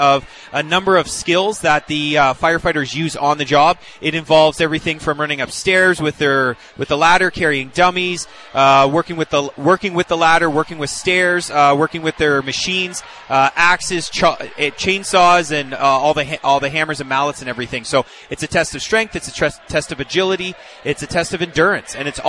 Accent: Barrie, Ontario, Canada; Originally Barrie, Ontario.

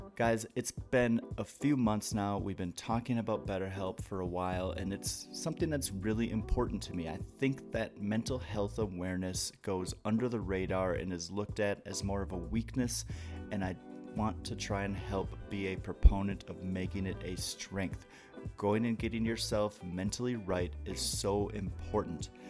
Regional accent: Wisconsin, United States; also born or lived in Atlanta / Florida Panhandle; now in Denver, United States; I'm from Wisconsin, so it's the same up there, but I lived in Atlanta and on the Florida Panhandle

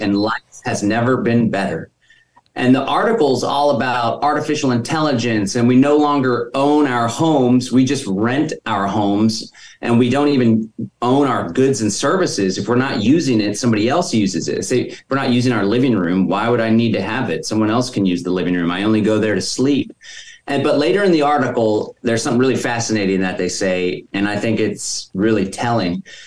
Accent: Austin, Texas, United States; I was born and raised in Austin

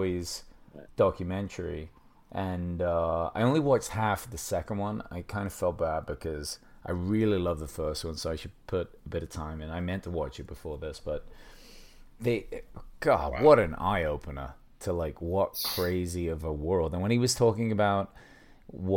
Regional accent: England, United Kingdom; being from England and as white as I am

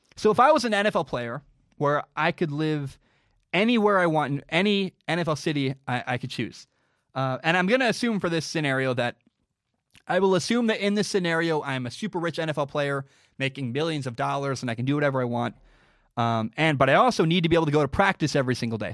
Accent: Portland, Oregon, United States; I grew up in Portland, Oregon.

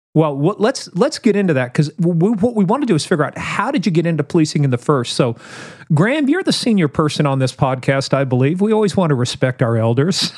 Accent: Kansas, United States; I'm from Kansas

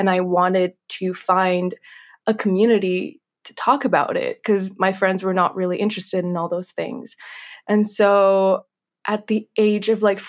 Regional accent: Kentucky, United States; also born or lived in Minsk, Belarus; I was born in Minsk in Belarus, and I lived there until the age of 4. And then my family relocated to Kentucky in the United States.

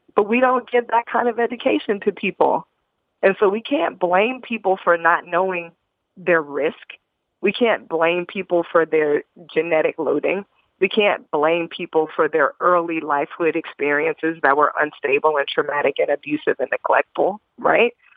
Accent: Indianapolis, Indiana, United States; I was a, a young black girl growing up in Indianapolis, Indiana.

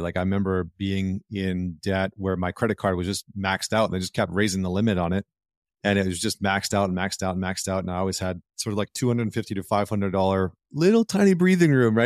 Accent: Northern Alberta, Canada; growing up in Northern Alberta.

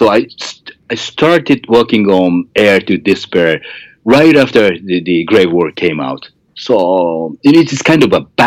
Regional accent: Japan; first language Japanese; English is a second language; Japanese because it's my mother tongue

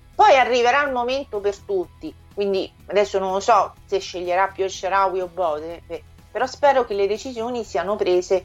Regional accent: Frascati, Lazio, Italy; also born or lived in Sardinia; io non sono nemmeno di Roma che sono di Frascati

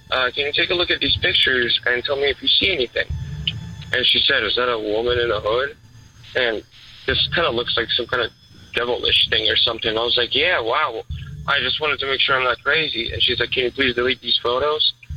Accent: Ukraine; moved away; I'm actually originally from Ukraine

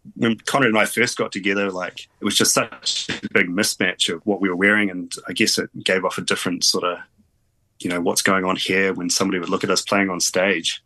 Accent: Auckland, New Zealand; moved away as an adult; also born or lived in England; now in Cambridge, New Zealand; We're all from Auckland originally, pretty much. It's just recently I made the move down to Cambridge

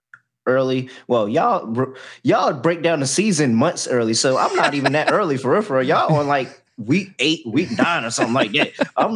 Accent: Miami, Florida, United States; I'm from Miami. My family lives in Miami. I'm staying in Miami.

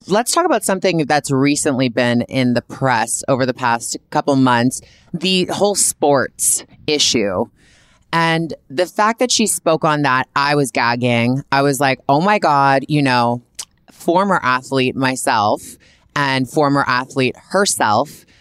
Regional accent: Canada; I'm a Canadian girl

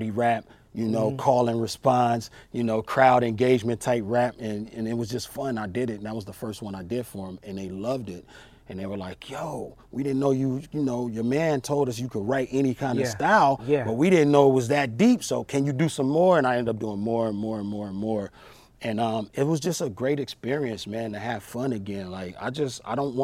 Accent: Long Beach, California, United States; I grew up in Long Beach, California

